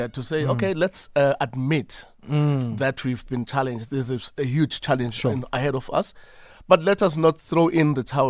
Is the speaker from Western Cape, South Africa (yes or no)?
no; Hammarsdale, KwaZulu-Natal, South Africa; I come from Hammersdale in KwaZulu-Natal.